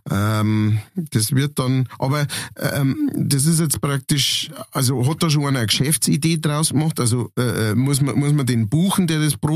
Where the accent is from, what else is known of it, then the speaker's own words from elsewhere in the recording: Munich, Bavaria, Germany; also wenn ich als richtiger Münchner auf die Wiesen gehe, ja, da möchte ich ja zünftige Musi haben